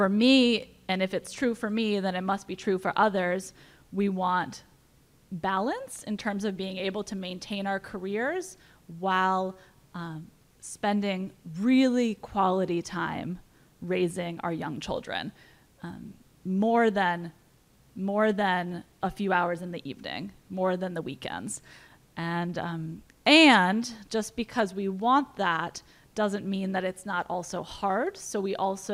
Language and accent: English; New London, Connecticut, United States; I'm from New London